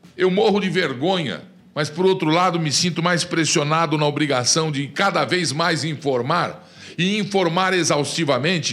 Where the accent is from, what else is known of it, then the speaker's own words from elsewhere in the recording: Brazil; somos nós, povo do Brasil